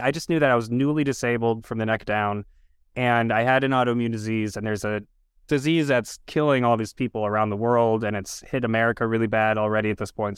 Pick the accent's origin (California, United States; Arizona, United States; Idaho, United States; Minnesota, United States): Minnesota, United States; Minneapolis; I grew up in South Minneapolis in the general area of what is now, uh, George Floyd Square